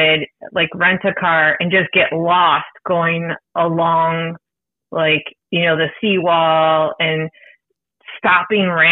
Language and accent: English; Buffalo, New York, United States; now in Virginia, United States; I grew up in Buffalo right on the border of Canada